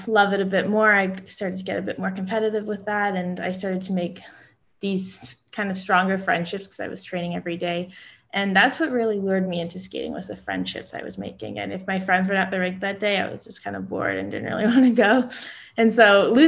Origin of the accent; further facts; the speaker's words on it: Canada; being a Canadian